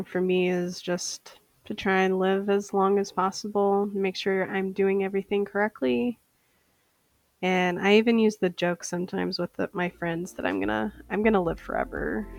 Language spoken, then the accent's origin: English; Saint Paul, Minnesota, United States; I am from St. Paul, Minnesota.